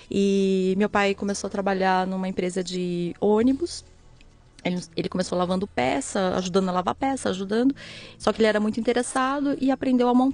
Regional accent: São Paulo, Brazil; born there; Nasci aqui em São Paulo.

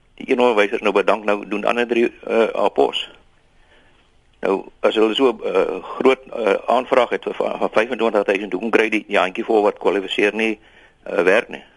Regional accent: Eastern Cape, South Africa; ek is van die Ooskaap

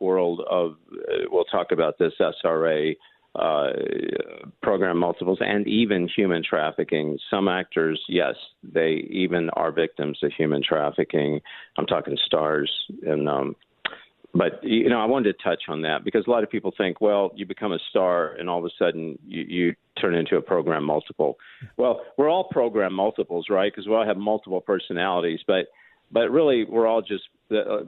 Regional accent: Kentucky, United States; moved away as an adult; also born or lived in Nashville / Hollywood; I'm from Kentucky

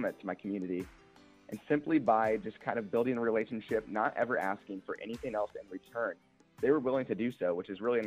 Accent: South Bend, Indiana, United States; I am a Michiana native born and raised in South Bend

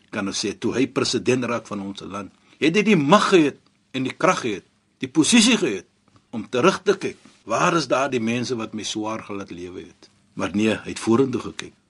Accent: South Africa; as 'n suid-afrikaner

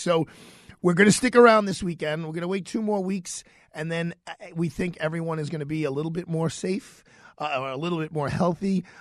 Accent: New York City, New York, United States; I'm from Bay Ridge, Brooklyn

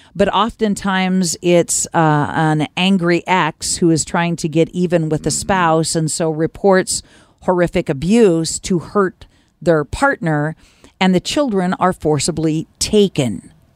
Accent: United States; also born or lived in Oregon / Washington / East Coast; growing up in America living in Oregon and Washington and, and the East Coast for a short time

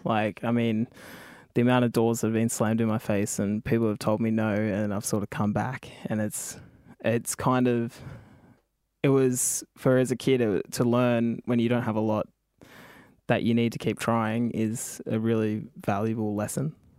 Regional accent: Tumby Bay, South Australia, Australia; also born or lived in Kamilaroi country, New South Wales; I got sent to live with my grandfather in South Australia, which is in, um, in Port Lincoln in Tumby Bay.

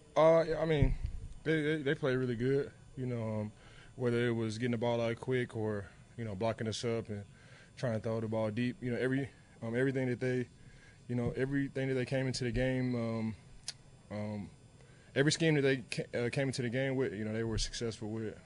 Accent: Dallas, Texas, United States; moved away; I'm from Dallas

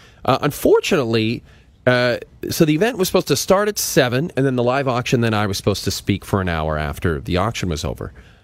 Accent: Athabasca, Alberta, Canada; I was at a fundraiser in my hometown of Athabasca, Alberta.

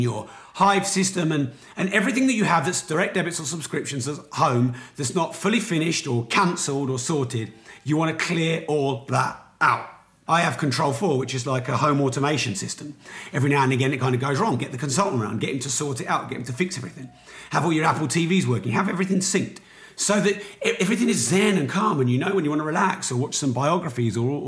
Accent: Peterborough, East of England, United Kingdom; I am from Peterborough

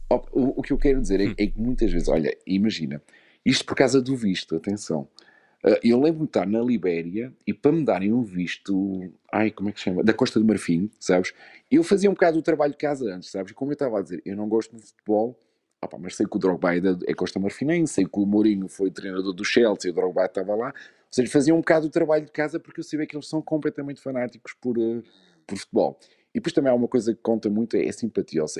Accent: Luxembourg; born there; não nasci em Portugal, nasci no Luxemburgo, mas meus pais são, são portugueses, não é?

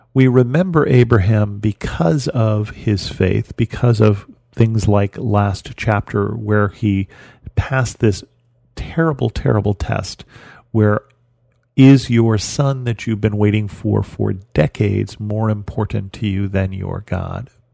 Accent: United States; as an American

